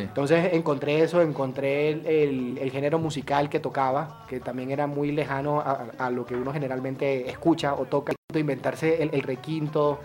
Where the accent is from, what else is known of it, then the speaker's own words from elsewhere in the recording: Montería, Córdoba, Colombia; la historia de mi montería